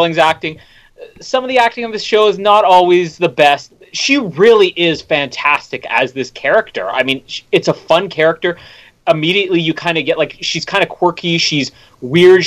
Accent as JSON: {"language": "English", "town": "Winnipeg", "region": "Manitoba", "country": "Canada", "tie": "born or raised there", "said": "my hometown here in Winnipeg"}